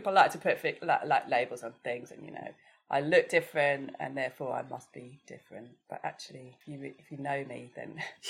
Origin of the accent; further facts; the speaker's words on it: England, United Kingdom; I'm British. I'm sure. English. It's like, that's culturally how I was brought up, you know.